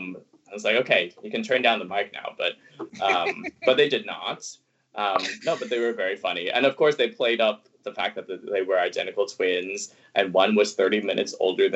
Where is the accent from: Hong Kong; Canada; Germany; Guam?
Hong Kong; born there; Yeah, because I was born in Hong Kong.